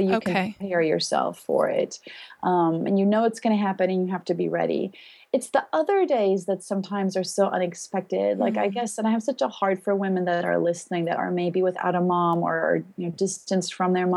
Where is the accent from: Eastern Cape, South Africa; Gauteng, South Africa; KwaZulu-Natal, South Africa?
Gauteng, South Africa; Pretoria; moved away; I'm from South Africa originally, and we lived in the city of Pretoria